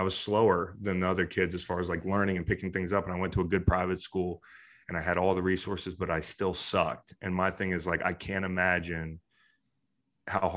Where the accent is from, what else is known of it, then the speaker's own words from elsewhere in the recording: Charlottesville, Virginia, United States; Charlottesville, which is my hometown